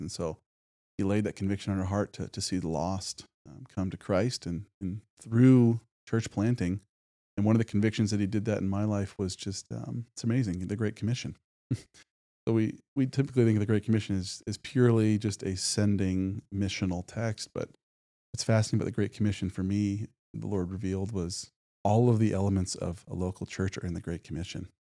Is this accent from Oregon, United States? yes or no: yes; Medford, Oregon, United States; moved away as an adult; also born or lived in North Carolina; now in Spokane, United States; I was born and raised in, uh, Medford, Oregon, down in southern Oregon.